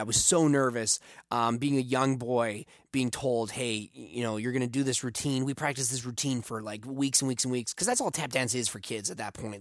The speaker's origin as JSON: {"language": "English", "town": "Taber", "region": "Alberta", "country": "Canada", "tie": "born or raised there", "said": "a eight-year-old boy growing up in Tabor, Alberta"}